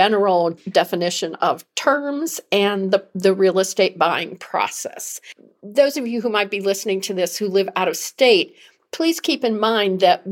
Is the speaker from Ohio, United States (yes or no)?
yes; Cleveland, Ohio, United States; now in North Carolina, United States; I'm from Cleveland, Ohio